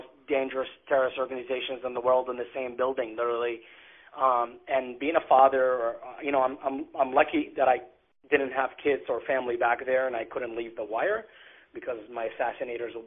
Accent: Iraq; moved away as an adult; now in United States; I was born and raised in Iraq

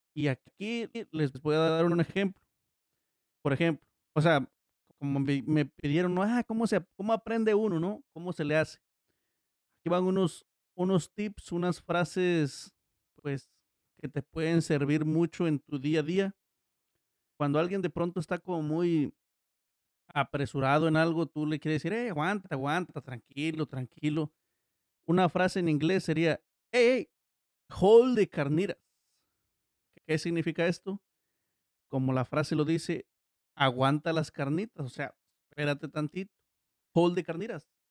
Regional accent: Miahuatlán de Porfirio Díaz, Oaxaca, Mexico; yo soy de, de Miagua York. de Porfirio Díaz. O para los locales de Miagua Rancho. Este a su vez es un distrito de Oaxaca

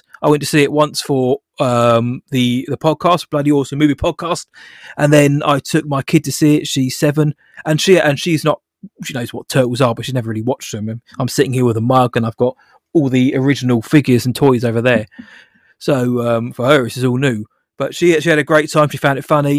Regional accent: United Kingdom; I'm British

